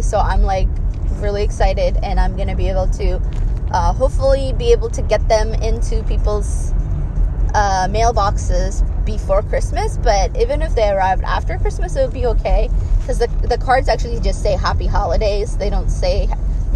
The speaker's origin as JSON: {"language": "English", "region": "Addis Ababa", "country": "Ethiopia", "tie": "born or raised there", "moved": "yes", "said": "the religion that I grew up in Ethiopia"}